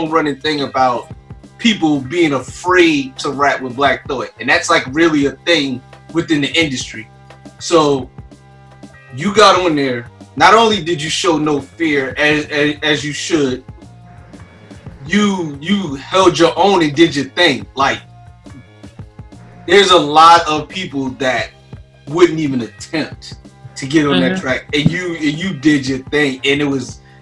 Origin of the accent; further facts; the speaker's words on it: Philadelphia, Pennsylvania, United States; I'm from Philadelphia